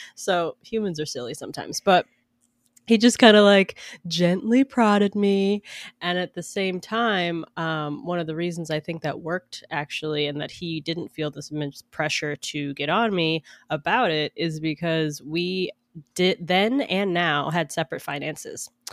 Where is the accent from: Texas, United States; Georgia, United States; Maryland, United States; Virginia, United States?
Georgia, United States; Atlanta; also born or lived in New York; now in Seattle, United States; I grew up in Atlanta